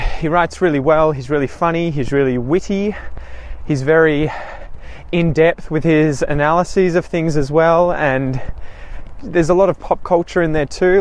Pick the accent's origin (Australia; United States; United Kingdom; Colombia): Australia; myself obviously being an Australian